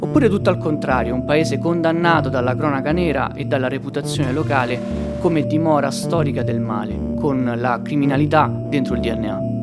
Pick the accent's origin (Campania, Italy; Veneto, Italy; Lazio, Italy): Lazio, Italy; Artena; il mio paese